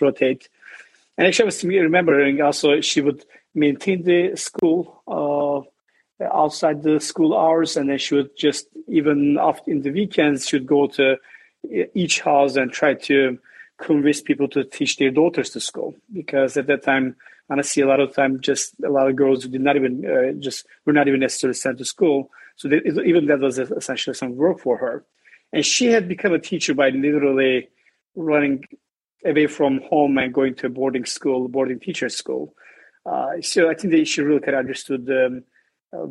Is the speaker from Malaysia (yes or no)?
no; Southeastern Anatolia, Turkey; born or raised there